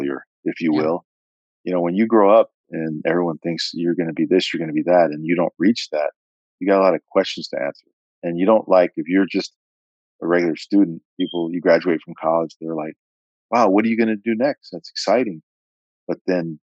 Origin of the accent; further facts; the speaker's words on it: California, United States; here I am from California